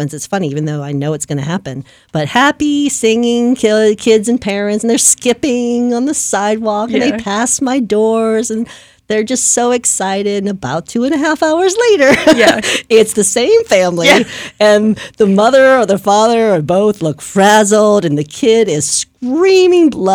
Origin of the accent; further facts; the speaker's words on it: New Orleans, Louisiana, United States; moved away; back when I was growing up in the New Orleans area